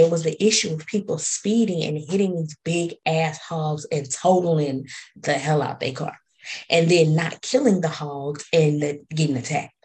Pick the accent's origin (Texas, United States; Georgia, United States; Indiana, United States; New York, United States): Texas, United States; I'm from Texas